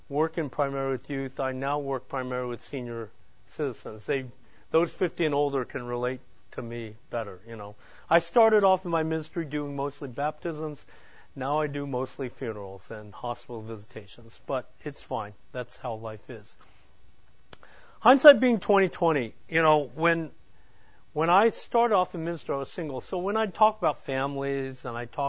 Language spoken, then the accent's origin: English; Hayward, California, United States; moved away as an adult; now in Chandler, United States; I am a native from California, the East Bay. And, it was called Hayward at the time